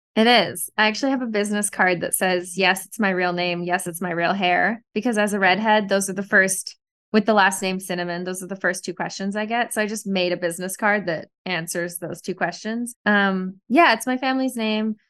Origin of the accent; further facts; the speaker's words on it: Canada; now in New York, United States; I'm Canadian. I was back in Canada for the first part of the pandemic, and then I came back to New York